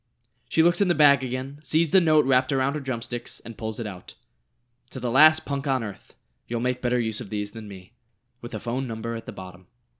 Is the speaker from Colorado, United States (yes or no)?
no; North Carolina, United States; Lauren and I are from North Carolina, so very close to old Georgia.